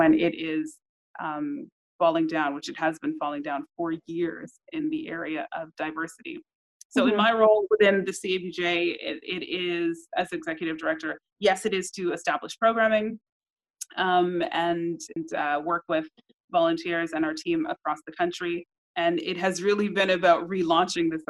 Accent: Toronto, Ontario, Canada; growing up in Toronto

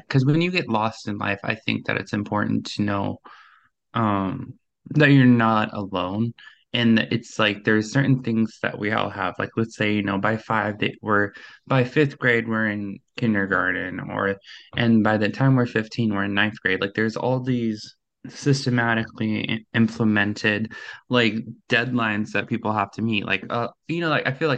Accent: Minnesota, United States; I'm 25 and I'm from Minnesota.

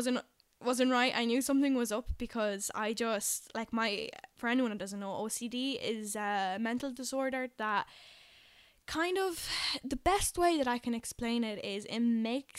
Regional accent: Poland; English is a second language; now in Dublin, Ireland; I'm originally from Poland, hence why my English isn't by any means perfect

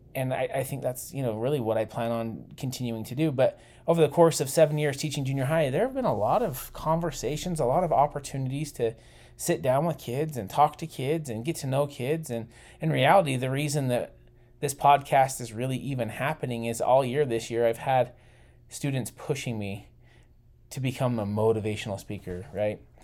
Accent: Utah, United States; I was born in Utah, too

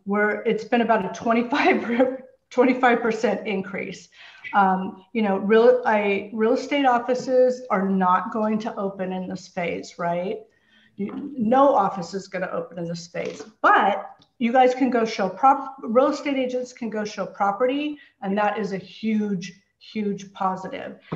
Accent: San Francisco Bay Area, California, United States; moved away as an adult; now in Los Angeles, United States; I grew up in the San Francisco Bay Area.

